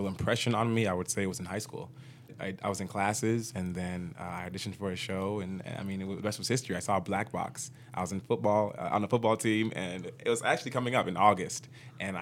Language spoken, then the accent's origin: English; Chicago, Illinois, United States; I grew up in Rogers Park